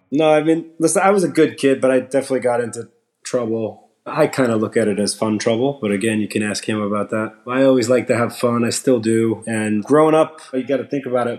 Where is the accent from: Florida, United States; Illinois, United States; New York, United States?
New York, United States; Long Island; we grew up in Long Island so I wasn't like a city kid